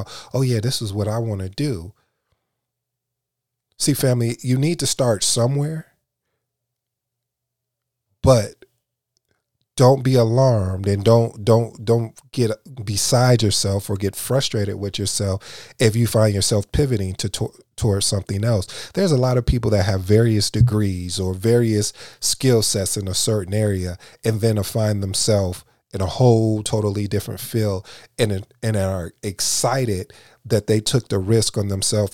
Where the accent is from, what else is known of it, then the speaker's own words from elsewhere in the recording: Michigan, United States; now in Dallas-Fort Worth, United States; I'm from Michigan